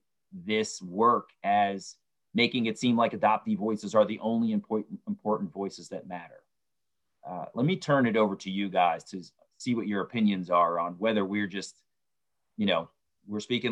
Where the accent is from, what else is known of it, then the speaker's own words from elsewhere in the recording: Baltimore, Maryland, United States; I was born in Baltimore, Maryland